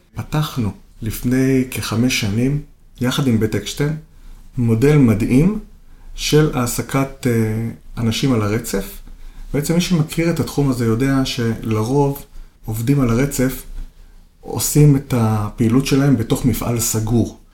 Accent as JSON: {"language": "Hebrew", "town": "Kiryat Yam", "region": "Haifa District", "country": "Israel", "tie": "born or raised there", "said": "אני גדלתי בקריית ים, עיר שהיא קולטת עלייה."}